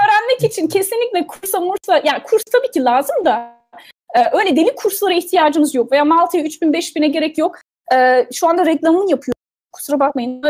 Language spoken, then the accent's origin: Turkish; Turkey; now in United States; Türk'üm ben